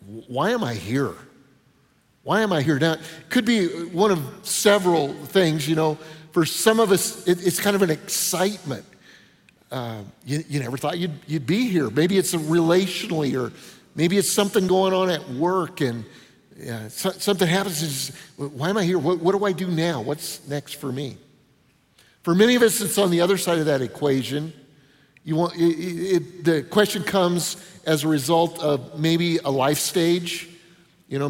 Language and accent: English; Denver, Colorado, United States; moved away; I grew up in Denver